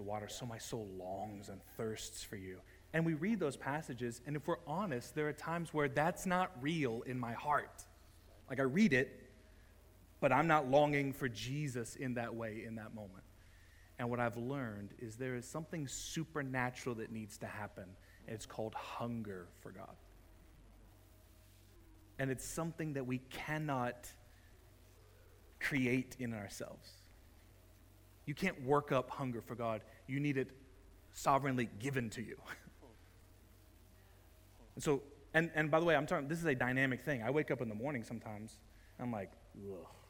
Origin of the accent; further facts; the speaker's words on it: United States; moved away; both Jess and I grew up in Southern Baptist environment. In Texas and in Oklahoma